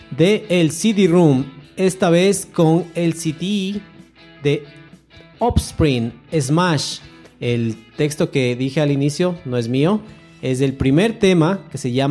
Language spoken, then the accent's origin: Spanish; Ecuador; Estamos pensando desde, la, eh, desde como ecuatorianos